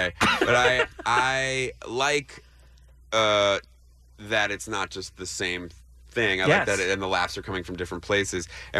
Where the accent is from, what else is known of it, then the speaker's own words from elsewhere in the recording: New Jersey, United States; when I was growing up in Jersey was that like you would meet white people who liked you because you were eventually going to bring the Messiah.